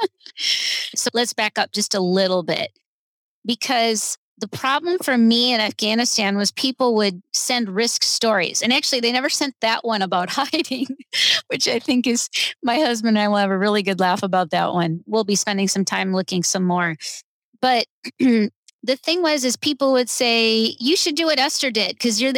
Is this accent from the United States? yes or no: yes; United States; I'm an American